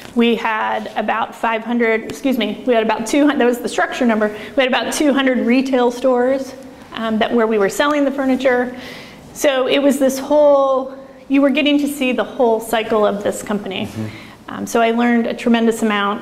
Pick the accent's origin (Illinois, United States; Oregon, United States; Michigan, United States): Oregon, United States; I'm from Oregon